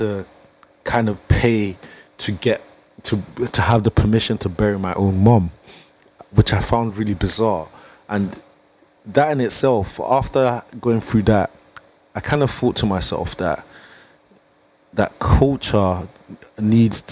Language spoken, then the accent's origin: English; England, United Kingdom; also born or lived in Nigeria; I was born in Nigeria at the age of I came to England at the age of 6